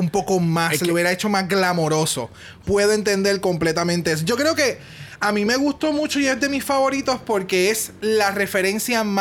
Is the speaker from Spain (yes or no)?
yes; Spain; Sí soy española y en mi canción hablé en español porque esas son mis raíces y soy muy orgullosa de ser española.